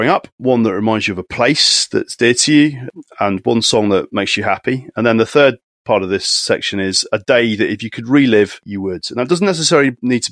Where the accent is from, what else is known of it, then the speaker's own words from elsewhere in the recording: Taunton, South West England, United Kingdom; moved away; a place called Taunton, where we all grew up, but it's somewhere where we were desperate to escape from and managed to.